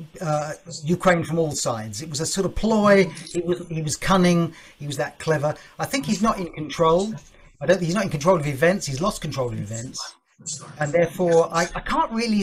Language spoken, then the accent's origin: English; United Kingdom; as a Brit